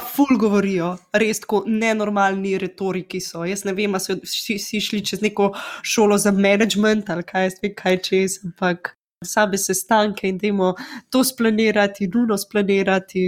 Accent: Slovenia; moved away; also born or lived in England; Slovenci smo

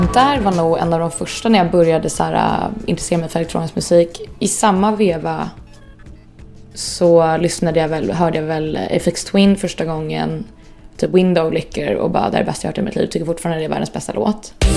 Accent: Stockholm, Stockholm County, Sweden; also born or lived in Östermalm, Stockholm; jag är uppväxt i Skarpnäck och flyttade därifrån, hade det jättebra där. Men flyttade därifrån när jag var, jag kommer inte riktigt ihåg, det var väl när jag var 9-10. In till stan

